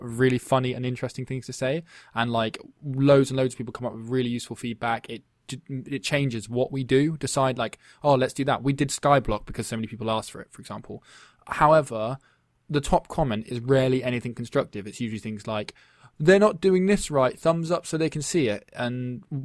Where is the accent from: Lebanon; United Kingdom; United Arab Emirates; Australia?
United Kingdom; England; we being English